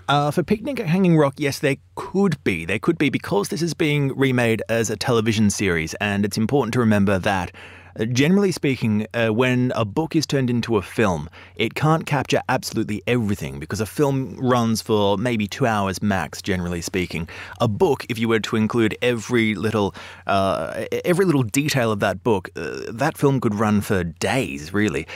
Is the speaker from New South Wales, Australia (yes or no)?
no; Melbourne, Victoria, Australia; now in London, United Kingdom; we are both Australian and, uh, I, one of the strangest things about growing up in Melbourne